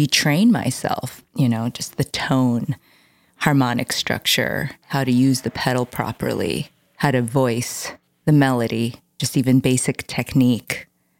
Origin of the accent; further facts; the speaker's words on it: Chicago, Illinois, United States; I was actually born and raised in Lincoln Park.